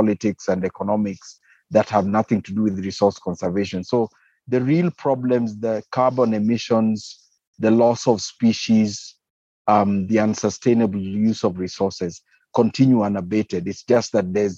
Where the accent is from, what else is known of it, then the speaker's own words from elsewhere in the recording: Kenya; I'm a Kenyan wildlife biologist.